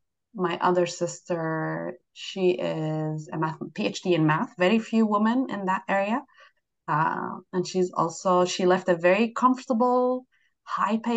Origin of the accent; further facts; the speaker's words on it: Jordan; now in United States; I'm from Jordan, a Middle Eastern country